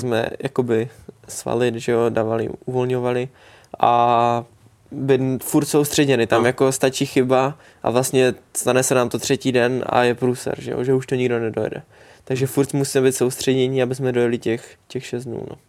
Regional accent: Czechia; jsme Češi

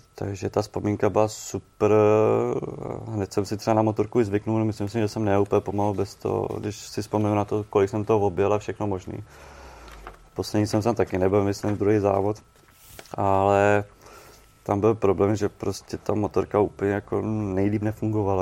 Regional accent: Czechia; jsem z Čech

